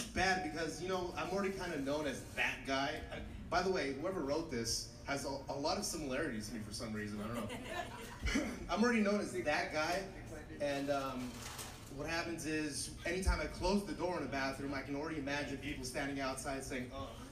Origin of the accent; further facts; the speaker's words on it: Los Angeles, California, United States; I'm from Los Angeles.